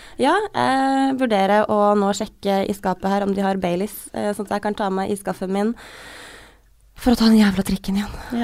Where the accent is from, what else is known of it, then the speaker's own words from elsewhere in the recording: Trøndelag, Norway; accent: Trøndersk; jeg bytter veldig på å snakke mellom trønder og bokmål og den derre dialekten min